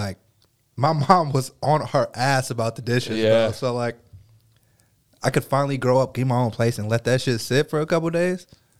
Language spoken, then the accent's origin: English; Pleasanton, California, United States; growing up in Pleasanton